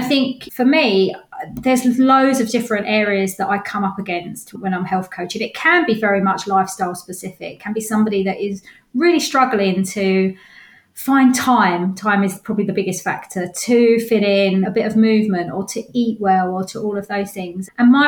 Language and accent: English; London, United Kingdom; moved away as an adult; now in Ware, United Kingdom; Originally from North London and moved out when I met my partner